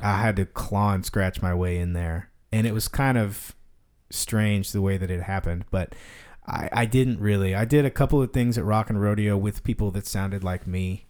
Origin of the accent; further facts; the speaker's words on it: Denton, Texas, United States; also born or lived in Fort Worth; I grew up in Denton. I went to high school in Denton.